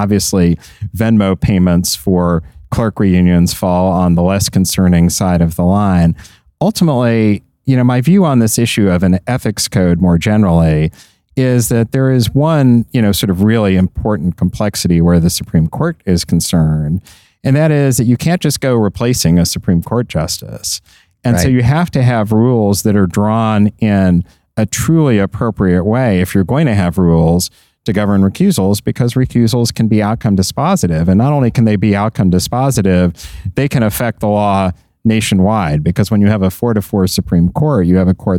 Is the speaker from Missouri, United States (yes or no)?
yes; Kansas City, Missouri, United States; Just the one last Friday in my hometown of Kansas City at Arrowhead, the most iconic stadium in the country.